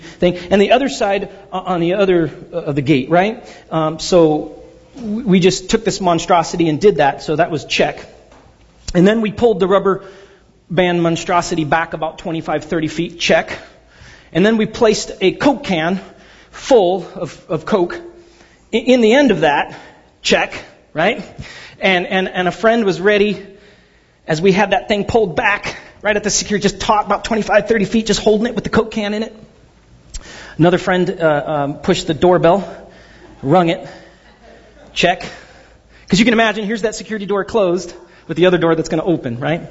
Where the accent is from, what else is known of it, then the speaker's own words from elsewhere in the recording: Pasadena, California, United States; also born or lived in Glendora; I grew up in Pasadena, but then my family and I moved out to a place called Glendora